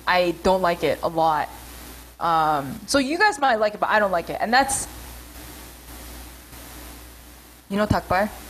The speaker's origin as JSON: {"language": "English", "region": "New York", "country": "United States", "tie": "born or raised there", "said": "I grew up in New York, and, like, New York Koreans are just abrasive"}